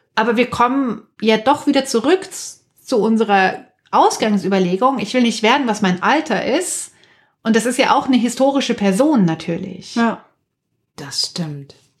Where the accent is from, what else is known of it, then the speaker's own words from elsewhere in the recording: near Munich, Bavaria, Germany; in der Kleingartensiedlung, in der ich aufgewachsen bin in Nahmünchen